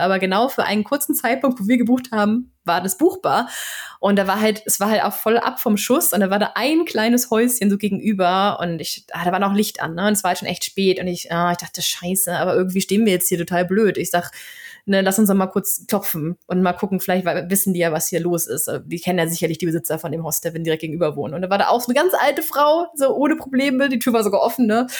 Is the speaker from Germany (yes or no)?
yes; Flensburg, Schleswig-Holstein, Germany; first language German; moved away as an adult; also born or lived in Berlin; now in Sweden; ich komme ja aus Flensburg und habe auch Wiebke in Berlin gewohnt